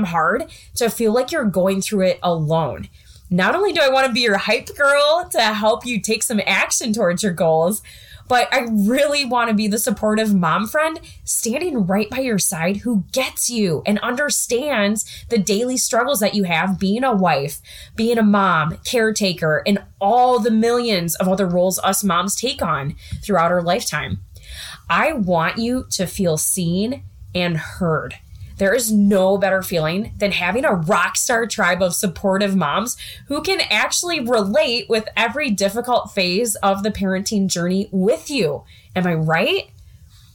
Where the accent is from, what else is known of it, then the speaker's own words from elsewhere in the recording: southwest Wisconsin, United States; now in Iowa, United States; I grew up in the Midwest in a small town of 1,000 people located in the southwest part of Wisconsin